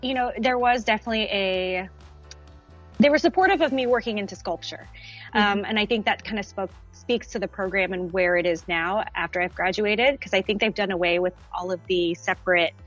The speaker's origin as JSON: {"language": "English", "country": "United States", "also_born_or_lived": "Dallas, Texas", "said": "I am an American artist"}